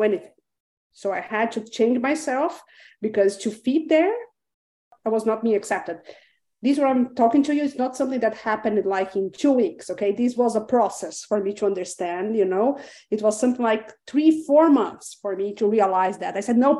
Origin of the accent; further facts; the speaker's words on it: Brazil; English is a second language; moved away; also born or lived in Chile; I was born in Brazil, but I lived for 12 years in Chile.